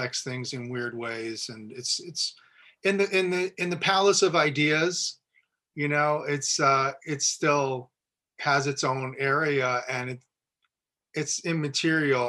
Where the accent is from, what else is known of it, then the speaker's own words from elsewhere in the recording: New Jersey, United States; New Jersey, where I'm from